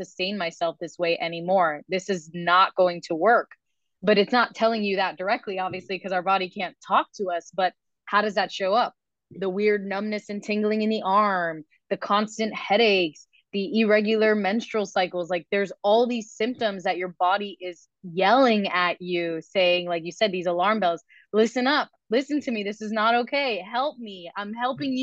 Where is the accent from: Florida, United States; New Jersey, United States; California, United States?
Florida, United States; Miami; we're both from Miami and we both took those FCAT exams, those Florida standardized tests